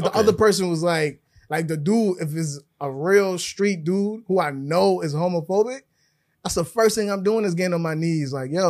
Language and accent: English; Minnesota, United States; I'm from Minnesota.